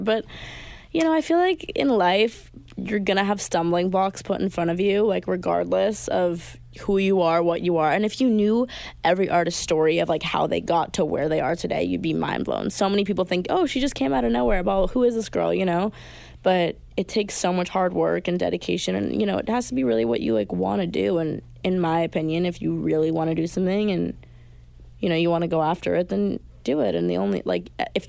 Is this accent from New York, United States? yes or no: yes; Long Island, New York, United States; I'm also playing in my hometown